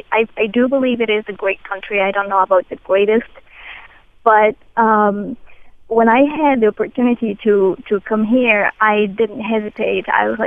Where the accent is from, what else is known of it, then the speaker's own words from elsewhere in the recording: Morocco; English is a second language; now in United States; I came from Morocco 6 years ago.